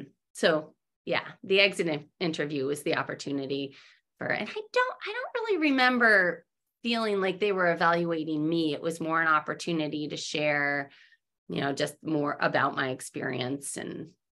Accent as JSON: {"language": "English", "region": "Massachusetts", "country": "United States", "tie": "born or raised there", "said": "so I grew up in New England, in Massachusetts. It's a very fast-paced society there."}